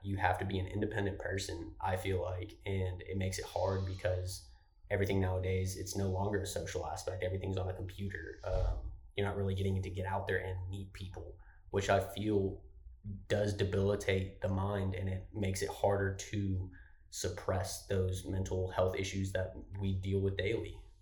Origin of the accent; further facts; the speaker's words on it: Lubbock, Texas, United States; moved away as an adult; I'm from Lubbock, so it's still not a Houston or Dallas location. But coming from a town like Lubbock